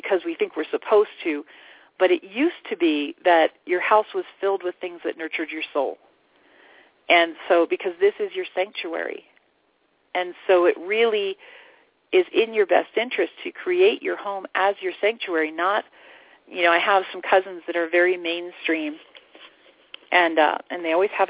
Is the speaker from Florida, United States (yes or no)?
yes; Florida, United States; moved away as an adult; now in Sedona, United States; I grew up in Florida